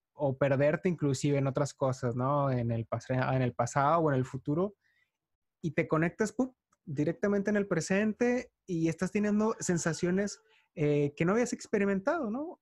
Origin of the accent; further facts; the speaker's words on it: Mexico; soy mexicano